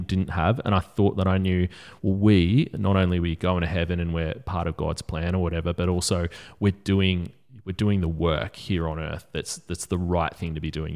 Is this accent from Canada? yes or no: no; Australia; we grew up in Australia